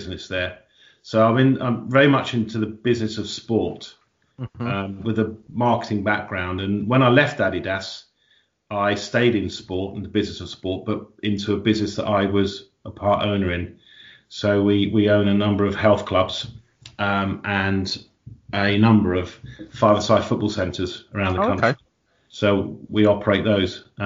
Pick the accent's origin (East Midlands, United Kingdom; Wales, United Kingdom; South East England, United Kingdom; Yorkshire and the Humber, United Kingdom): South East England, United Kingdom; Worthing; I was born in Worthing and went to Whitemead and Downsbrook and St Andrews, Northbrook College